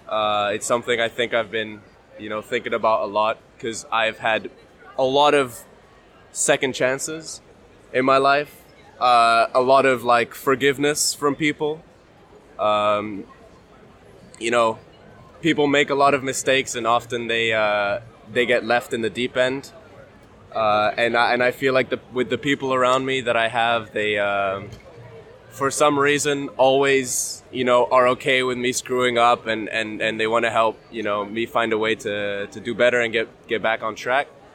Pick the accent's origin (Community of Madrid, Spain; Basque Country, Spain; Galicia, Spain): Community of Madrid, Spain; Madrid; English is a second language; I'm from Madrid, Spain